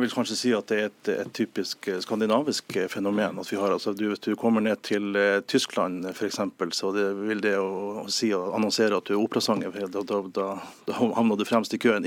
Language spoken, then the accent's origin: Norwegian; Nordland, Norway; I, i min hjemby, da, Avisa Nordland